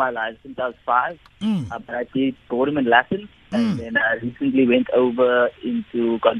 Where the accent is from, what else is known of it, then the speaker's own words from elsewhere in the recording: Cape Town, Western Cape, South Africa; I'm from Retreat, Cape Town.